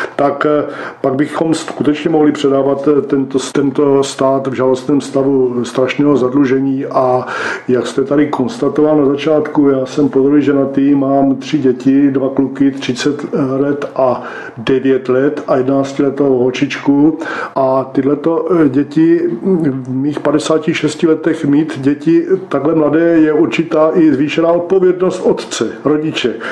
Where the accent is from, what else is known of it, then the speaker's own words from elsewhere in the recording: Brno, South Moravian Region, Czechia; now in Břeclav District, Czechia; Já prostě jsem vyrůstal v Brně, Husovicích a teďka, teďka žijí na Břeclavsku